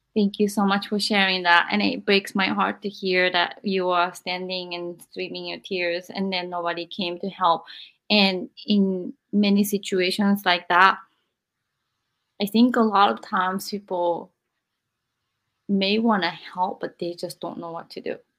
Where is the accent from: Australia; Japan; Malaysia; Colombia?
Japan; also born or lived in America; now in United States; I'm in America and then I'm from Japan.